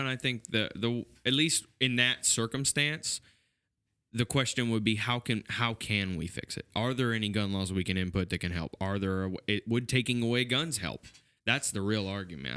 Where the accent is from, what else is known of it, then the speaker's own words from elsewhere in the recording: United States; as an American